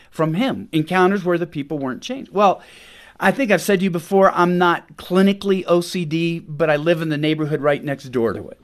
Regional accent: Washington, United States; I grew up in Washington State, which is famous for two things

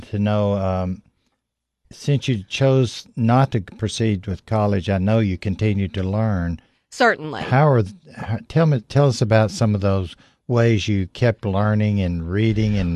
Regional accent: Cookeville, Tennessee, United States; I'm from. Co- I grew up in Cookeville

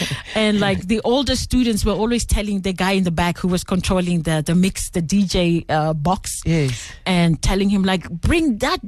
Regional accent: Pretoria, Gauteng, South Africa; English is a second language; moved away as an adult; also born or lived in Atteridgeville; now in Belgium; Well, I was born in Attridgeville and raised in Mamelodi.

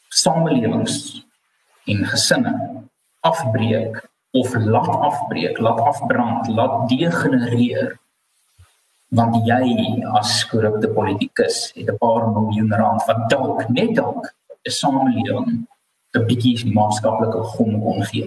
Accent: South Africa; ons eie koste as wit Suid-Afrikaners

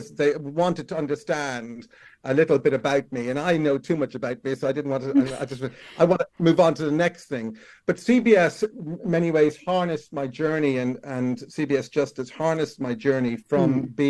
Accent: Ireland; moved away; I started out growing up in Ireland

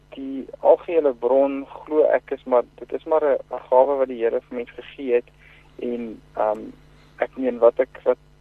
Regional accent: Bloemfontein, Free State, South Africa; also born or lived in Klerksdorp; Ek um, het groot geword in in uh, Bloemfontein. Ek is van uit gebore in Klerksdorp en as dit verhuis Bloemfontein toe terwyl ek klein was, so ek het hier groot geword, skool gegaan.

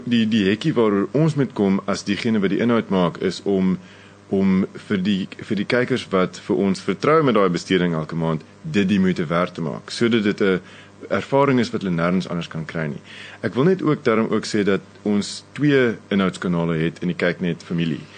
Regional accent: South Africa; wie ons is as Suid-Afrikaners, wie ons is as Afrikaanse mense vandag

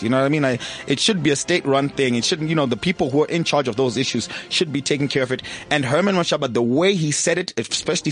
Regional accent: Zimbabwe; now in South Africa; I denounced my Zimbabwean citizenship

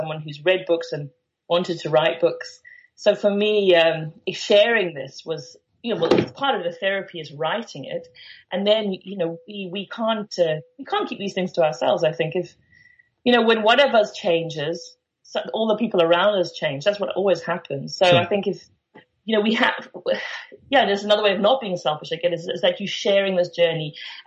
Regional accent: South Africa; also born or lived in London; I'm from South Africa, and the country is changing and becoming a very different place than it was when I was growing up.

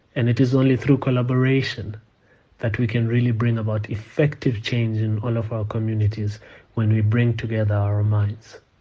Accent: South Africa; As South African men

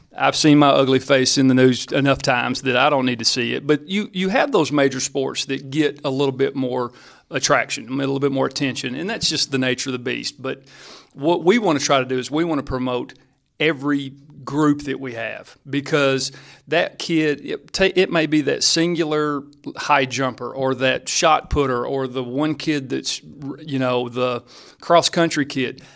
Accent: McMinnville, Tennessee, United States; Like, I grew up here. You know, I'm from McMinnville.

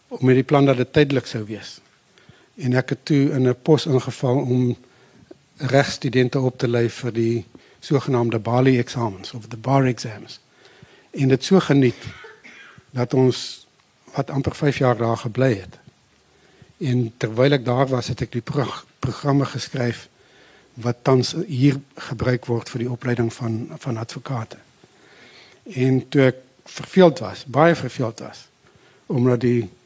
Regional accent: the Bushveld by the Limpopo, South Africa; moved away as an adult; also born or lived in Pinetown / Potchefstroom; ek het eintlik maar daar in die Bosveld teen die Limpopo groot geword waar my familie 'n plaas gehad

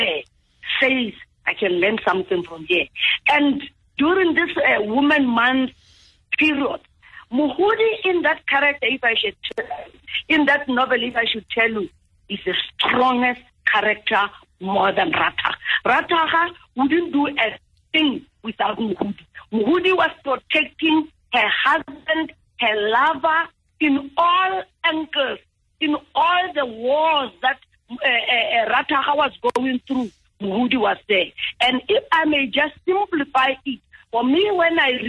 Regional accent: South Africa; as Botswanas first and as South Africans

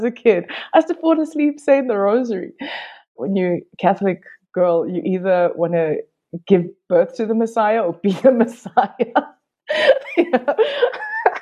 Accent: Durban, KwaZulu-Natal, South Africa; I was born in Addington Hospital, which is right on the beach, in the colored section

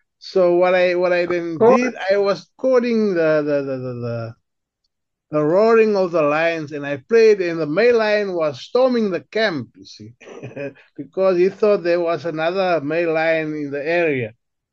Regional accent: Northern Cape, South Africa; I grew up with people in the Kalahari, went to school with the Khoik and Kumani people.

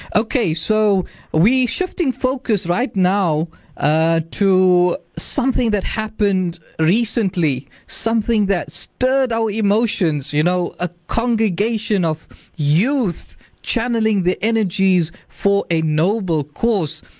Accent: South Africa; our future as South African youth

